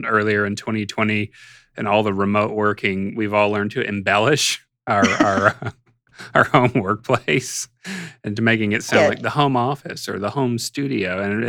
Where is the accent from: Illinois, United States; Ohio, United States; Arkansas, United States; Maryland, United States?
Arkansas, United States; I grew up in Arkansas